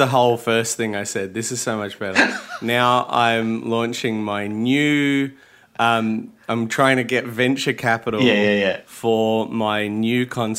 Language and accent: English; Melbourne, Victoria, Australia; I'm from Melbourne.